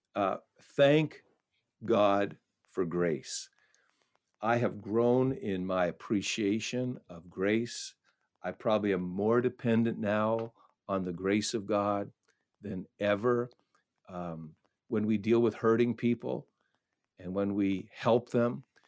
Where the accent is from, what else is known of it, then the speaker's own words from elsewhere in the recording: Canada; I grew up in a, in a very small town nestled up along the Ottawa River